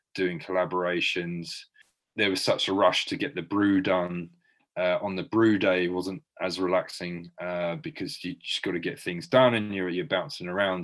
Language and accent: English; Brighton, South East England, United Kingdom; when I was growing up in Brighton